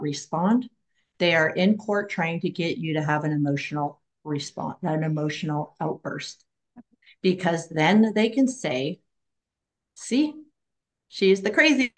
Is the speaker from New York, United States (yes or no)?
no; Oregon, United States; I'm from Oregon